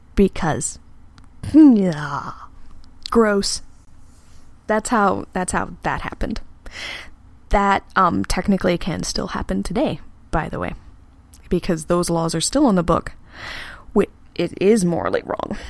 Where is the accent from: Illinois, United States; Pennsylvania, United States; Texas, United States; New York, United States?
Texas, United States; I'm from Texas, and I've been in the South for a while